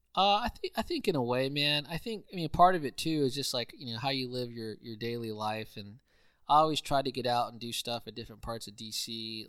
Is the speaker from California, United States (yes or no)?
no; Houston, Texas, United States; moved away as an adult; also born or lived in College Station, Texas; born and raised in Houston, uh, from the Southwest part in Richmond, Rosenberg